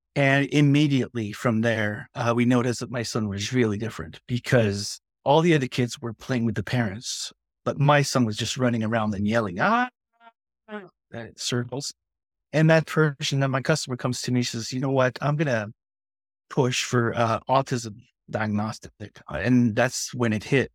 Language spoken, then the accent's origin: English; Quebec, Canada; now in New Brunswick, Canada; I'm from Quebec and I, I live down in the Maritimes